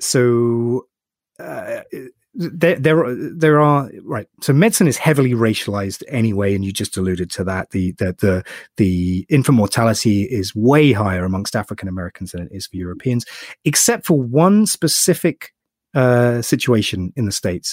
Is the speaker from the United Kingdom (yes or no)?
yes; United Kingdom; I'm British